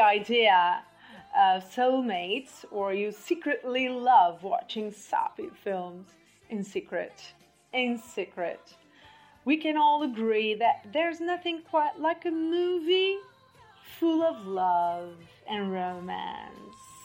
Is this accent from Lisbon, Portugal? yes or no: no; Barcelos, Braga, Portugal; English is a second language; now in Matosinhos, Portugal; my hometown, for those who, doesn't, who don't know, is Barcelos. Uh, I'm living in Porto, Matosinhos but um, I grew up. I was born in Barcelos